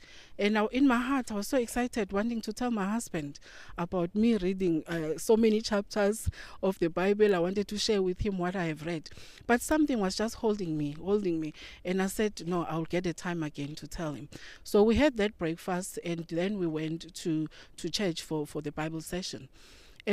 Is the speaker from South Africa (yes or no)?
yes; South Africa; I come from South Africa.